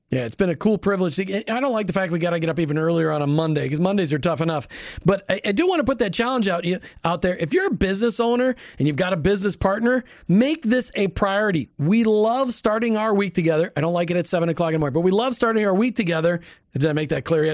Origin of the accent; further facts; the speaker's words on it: Minnesota, United States; I grew up in Minnesota